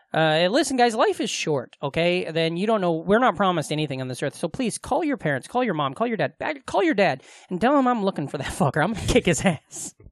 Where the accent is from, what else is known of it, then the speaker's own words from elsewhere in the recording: Glenwood, United States; Glenwood, my hometown